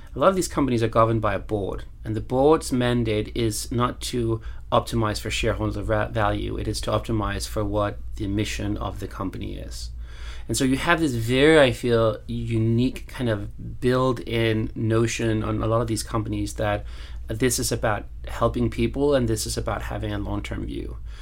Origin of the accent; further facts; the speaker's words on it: Copenhagen, Capital Region of Denmark, Denmark; I'm from Copenhagen